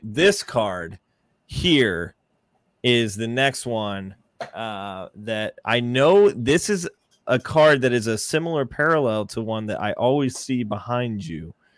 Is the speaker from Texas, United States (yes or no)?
yes; Texas, United States; I grew up in Texas